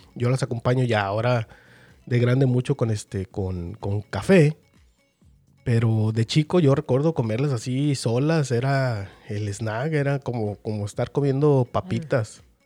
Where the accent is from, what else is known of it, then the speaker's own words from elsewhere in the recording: Mexico; para quienes somos de México